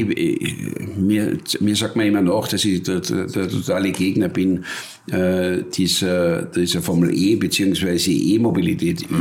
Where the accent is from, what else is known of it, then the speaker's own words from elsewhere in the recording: Wörgl, Tyrol, Austria; dort, wo ich aufgewachsen bin in Tirol